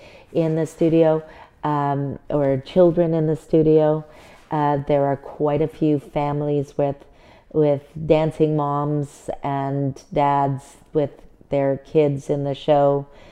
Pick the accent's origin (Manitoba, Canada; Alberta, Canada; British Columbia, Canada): British Columbia, Canada; Richmond; now in Prince George, Canada; I grew up in Richmond, British Columbia, which is not the same place as it is now. However, at that time, it was very small, very rural, did not have any large dance studios.